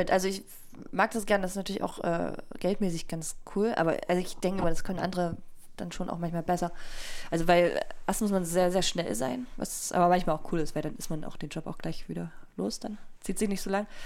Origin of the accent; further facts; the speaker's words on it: Leipzig, Saxony, Germany; ich komme ja aus Sachsen